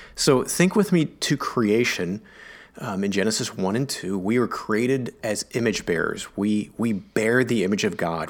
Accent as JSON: {"language": "English", "country": "United States", "said": "I'm an American"}